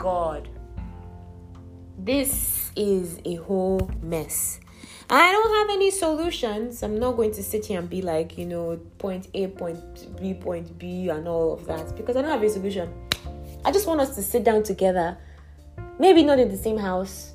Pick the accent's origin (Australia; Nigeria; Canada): Nigeria; I was born in Nigeria. I'm a Nigerian citizen